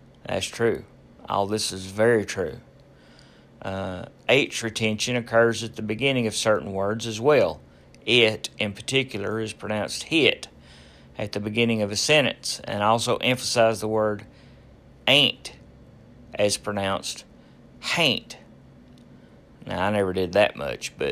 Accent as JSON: {"language": "English", "region": "Appalachia", "country": "United States", "tie": "born or raised there", "moved": "as an adult", "lives_now": "Atlanta, United States", "said": "I grew up in Appalachia, and Appalachia was all I knew"}